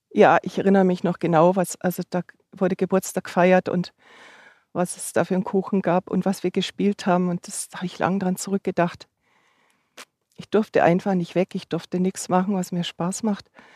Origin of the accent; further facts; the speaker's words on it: Upper Bavaria, Germany; moved away as an adult; also born or lived in Munich; now in Augsburg, Germany; ich komme aus Oberbayern